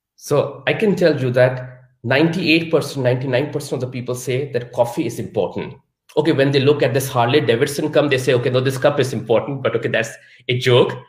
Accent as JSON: {"language": "English", "country": "Pakistan", "tie": "born or raised there", "moved": "as an adult", "lives_now": "Munich, Germany", "said": "I was born and raised in Pakistan"}